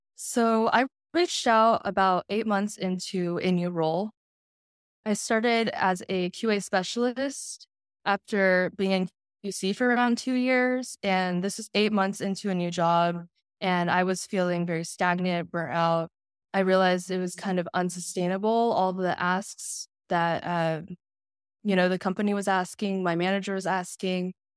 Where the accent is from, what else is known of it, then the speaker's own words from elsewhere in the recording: Houston, Texas, United States; I'm from Houston, Texas